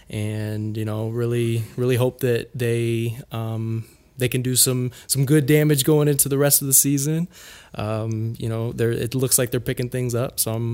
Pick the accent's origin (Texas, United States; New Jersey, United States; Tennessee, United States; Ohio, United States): Ohio, United States; Cleveland; born there; because I was born in Cleveland, Ohio.